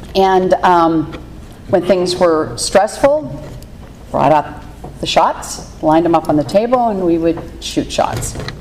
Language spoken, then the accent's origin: English; Pittsburgh, Pennsylvania, United States; I grew up in Pittsburgh, Pennsylvania